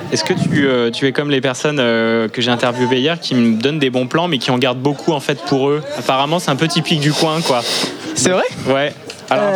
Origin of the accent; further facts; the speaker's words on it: Plouarzel, Brittany, France; je suis de Plouarzel, à côté de Brest